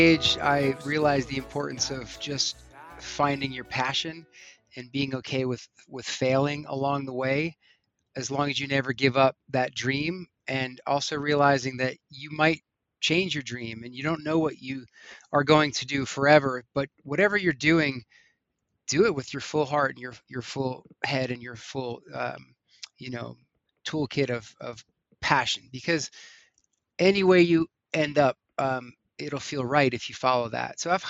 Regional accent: East Coast, United States; now in Colorado, United States; Growing up on the East Coast, most of the concerts I went to were bars, clubs, stadiums. So coming out to Colorado

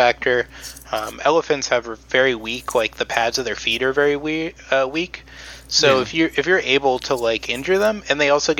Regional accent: Palm Bay, Florida, United States; born or raised there

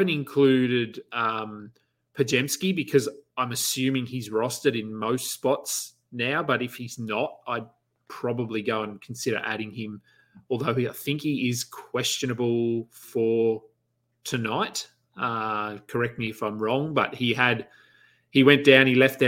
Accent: Australia; being Australian

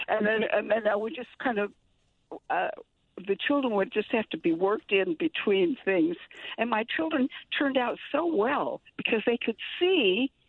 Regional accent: Minnesota, United States; moved away; I'm from Minnesota. My mother was a Canadian.

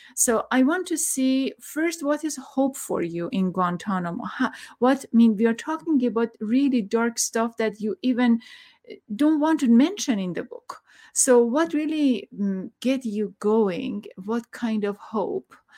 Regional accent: Iran; I'm from Iran

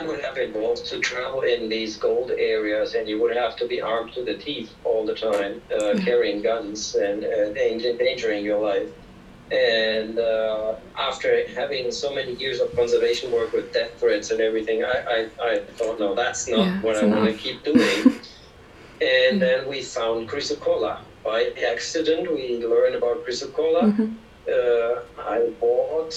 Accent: Germany; moved away as an adult; now in Peru; I'm German, first of all, and mm-hmm. I was born in Germany, and I lived in Germany until I was 30 years.

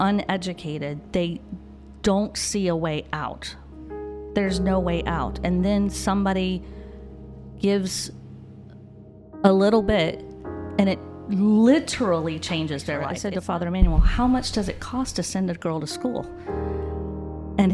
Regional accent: Zephyrhills, Florida, United States; also born or lived in Bartow, Florida / Dade City, Florida; I was born here in Florida, and ended up at Zephyr Hills High School, where I graduated

